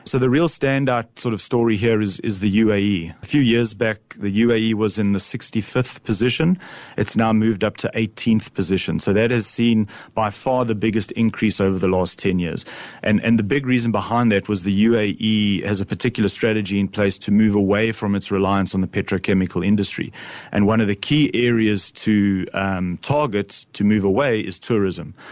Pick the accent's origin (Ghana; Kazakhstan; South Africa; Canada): South Africa; I'm a South African